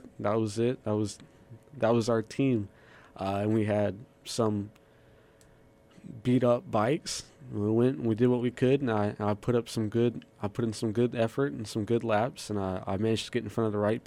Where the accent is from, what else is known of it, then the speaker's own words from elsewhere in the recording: Stokesdale, North Carolina, United States; I'm from Stokesdale, North Carolina